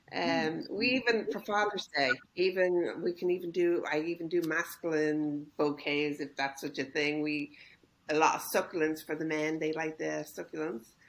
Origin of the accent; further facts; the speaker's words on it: Ireland; moved away as an adult; now in Costa Mesa, United States; I'm originally from Ireland. I've lived here in uh-huh. Costa Mesa for over thirty years